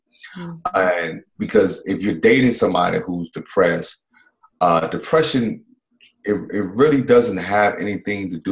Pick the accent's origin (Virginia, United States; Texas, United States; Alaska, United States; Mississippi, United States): Mississippi, United States; I grew up in the South in Mississippi.